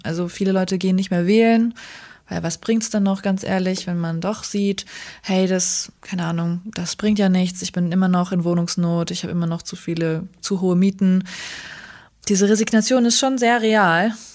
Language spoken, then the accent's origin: German; Germany; born or raised there; also born or lived in Northern Iraq